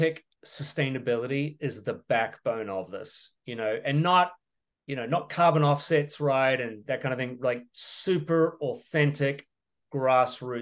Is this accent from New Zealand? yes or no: yes; New Zealand; moved away as an adult; also born or lived in Europe / France; now in United States; I'm a Kiwi from New Zealand, but I'm an American immigrant.